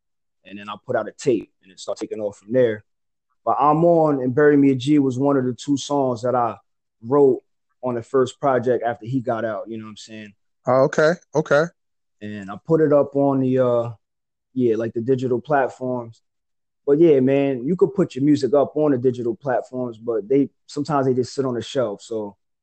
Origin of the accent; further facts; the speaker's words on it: Nyack, New York, United States; I'm from Nyack, New York, so we call that the Yak for short